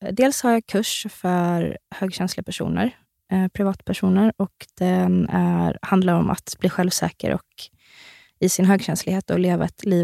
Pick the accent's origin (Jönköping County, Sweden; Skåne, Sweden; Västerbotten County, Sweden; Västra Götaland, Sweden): Jönköping County, Sweden; Värnamo; Värnamo. Värnamo.